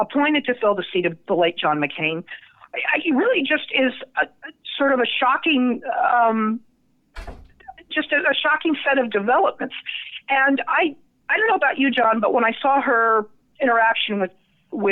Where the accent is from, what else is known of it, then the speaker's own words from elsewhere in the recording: Nevada, United States; my home state of Nevada